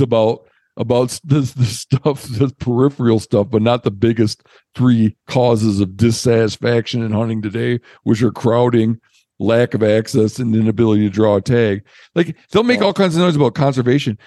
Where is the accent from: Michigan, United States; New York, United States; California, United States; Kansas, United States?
Michigan, United States; where I grew up in Michigan, we used to fishing places for steelhead